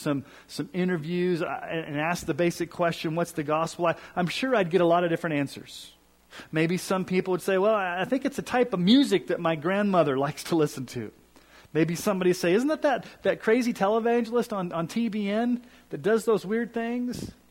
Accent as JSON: {"language": "English", "region": "Colorado", "country": "United States", "also_born_or_lived": "Kansas City, Missouri", "said": "I'm from Colorado, and I'm a huge Broncos fan"}